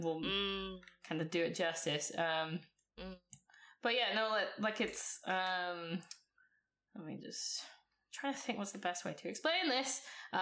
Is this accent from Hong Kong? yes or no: no; Ireland; I'm Irish